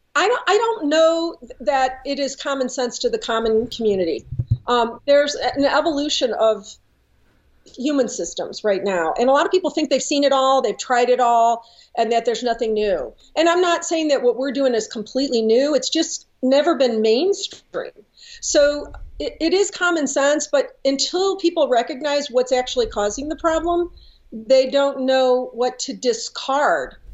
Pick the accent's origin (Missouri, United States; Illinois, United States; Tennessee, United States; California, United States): Missouri, United States; St. Louis; I was born and raised in St. Louis